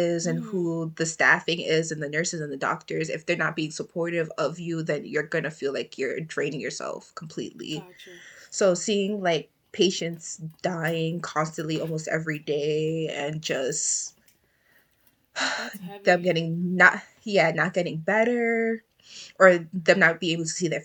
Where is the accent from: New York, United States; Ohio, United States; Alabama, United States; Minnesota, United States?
New York, United States; New York City; moved away as an adult; now in Albany, United States; I'm from New York, the Bronx, New York. I was born and raised here